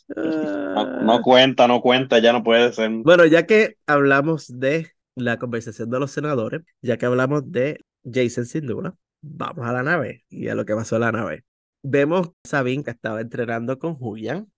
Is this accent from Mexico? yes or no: no; Puerto Rico; como buen puertorriqueño le decimos tío a todas las personas que están en la familia